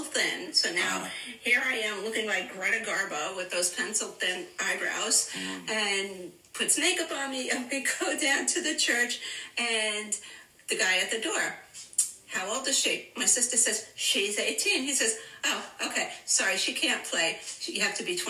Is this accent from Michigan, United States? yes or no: no; New York City, New York, United States; I grew up in Brooklyn